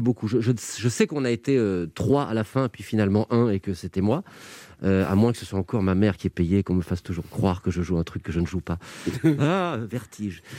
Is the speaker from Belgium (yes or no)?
yes; Belgium; quand on est belge